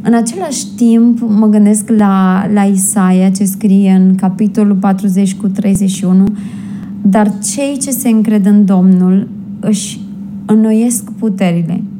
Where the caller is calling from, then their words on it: Rome, Lazio, Italy; din Roma, Italia.